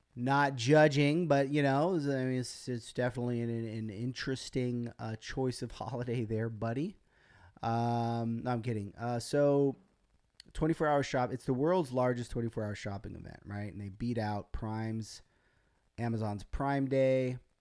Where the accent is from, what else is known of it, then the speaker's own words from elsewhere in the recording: United States; as an American